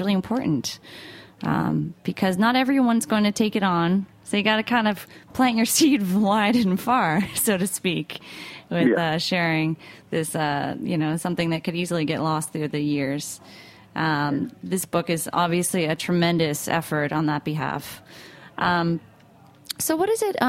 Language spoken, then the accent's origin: English; United States; I'm from New York, New Jersey